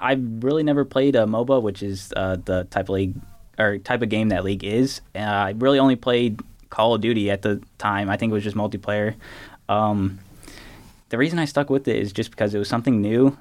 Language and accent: English; Clayton, Indiana, United States; also born or lived in Gary, Indiana; born in Gary, uh, only lived there for a couple years, then moved to my now home in Clayton.